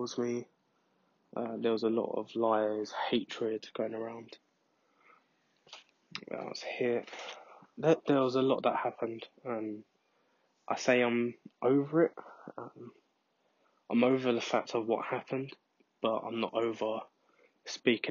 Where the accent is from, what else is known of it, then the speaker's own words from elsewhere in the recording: London, United Kingdom; also born or lived in Scotland; I was born in London and then moved to Scotland for my mum to go to uni and then came back when I was about six or seven.